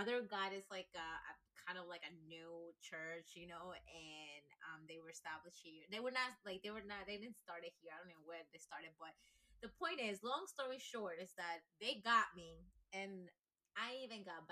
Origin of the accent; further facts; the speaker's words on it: Ecuador; English is a second language; moved away as an adult; now in United States; I was baptized Catholic in Ecuador because I grew up in Ecuador